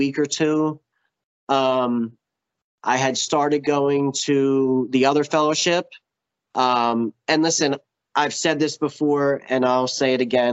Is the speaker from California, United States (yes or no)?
no; Philadelphia, Pennsylvania, United States; I'm from Philly, so I was going into meetings in Philly